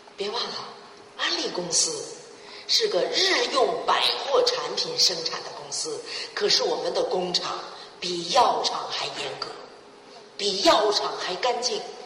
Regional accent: China; 我们中国人最重的一个是勤奋

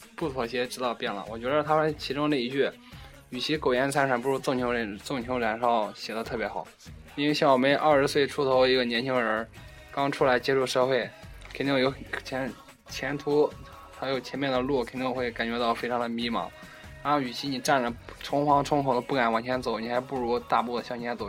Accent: Xuzhou, Jiangsu, China; 我呢，来自江苏徐州

